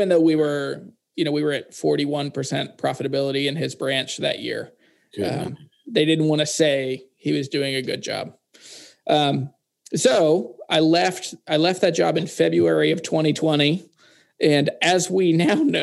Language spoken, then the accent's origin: English; Harrisonburg, Virginia, United States; moved away as an adult; also born or lived in Louisiana; We moved from Louisiana back to my hometown in Virginia in the Shenandoah Valley